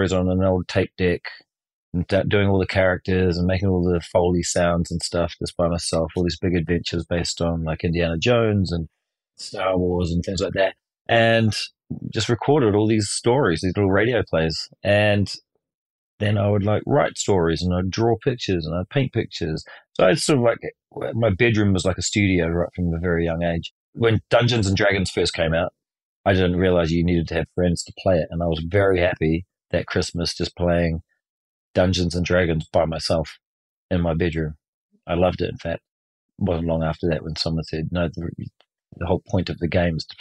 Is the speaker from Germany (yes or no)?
no; New Zealand; I was born in New Zealand in 1975 on August the 16th.